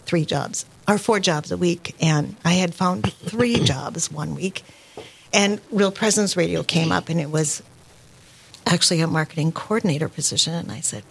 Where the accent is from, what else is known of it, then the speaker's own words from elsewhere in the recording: Park River, North Dakota, United States; moved away as an adult; now in Fargo, United States; I am originally from Park River, North Dakota. So it's about 2 hours north of here.